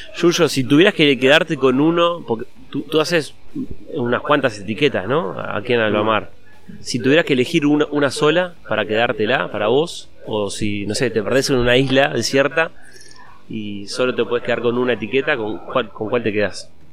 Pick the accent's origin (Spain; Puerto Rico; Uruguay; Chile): Uruguay; en Uruguay, en mi país